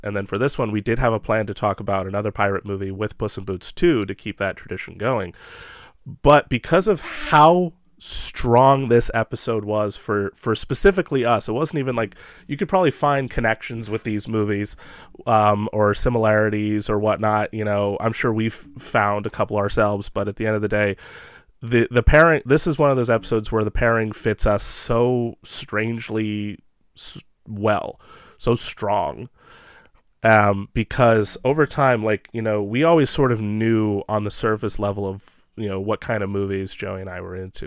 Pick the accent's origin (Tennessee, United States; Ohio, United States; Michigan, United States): Ohio, United States; I'm from Ohio and Midwest area